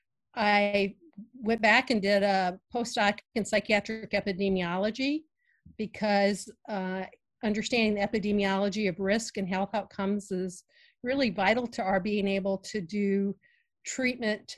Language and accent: English; Virginia, United States; I grew up in Virginia and in a rural area